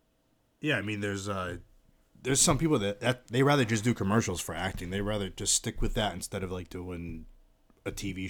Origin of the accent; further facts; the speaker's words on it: Massachusetts, United States; I'm from Massachusetts.